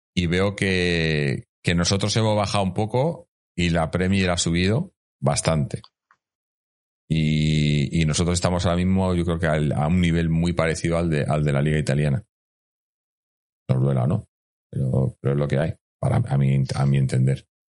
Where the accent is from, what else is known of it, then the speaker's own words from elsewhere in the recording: Community of Madrid, Spain; la gente que, que somos de Madrid